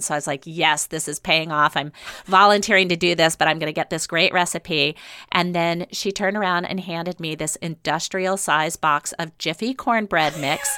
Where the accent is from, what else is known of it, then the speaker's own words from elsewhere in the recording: the South, United States; moved away as an adult; now in Seattle, United States; I grew up in the South